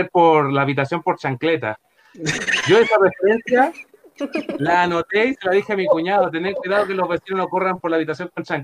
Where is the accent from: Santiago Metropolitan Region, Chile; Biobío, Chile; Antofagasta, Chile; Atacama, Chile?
Antofagasta, Chile; yo soy de Antofagasta del norte.